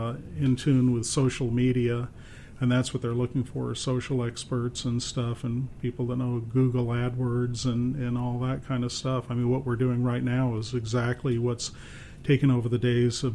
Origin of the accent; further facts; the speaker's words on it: Phoenix, Arizona, United States; I was born and raised here in Phoenix.